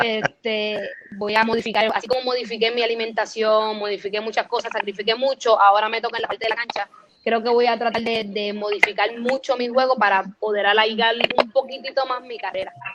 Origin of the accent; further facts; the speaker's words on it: Carolina, Puerto Rico; yo me crié aquí toda mi vida, yo soy boricua